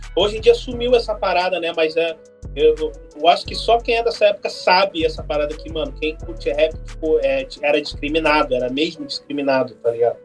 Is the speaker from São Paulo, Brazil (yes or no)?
no; Porto Alegre, Rio Grande do Sul, Brazil; eu sou de Porto Alegre